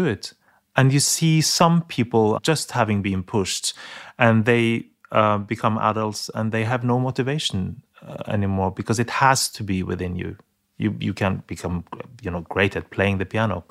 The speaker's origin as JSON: {"language": "English", "country": "Norway", "said": "my home country"}